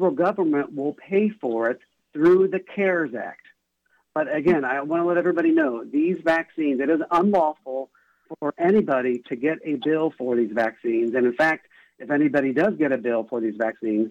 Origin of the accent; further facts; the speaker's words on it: Tuscarawas County, Ohio, United States; I'm from a rural county. I was born in Tuscarawas County, north of the Athens County area, and I have a lot of family and friends there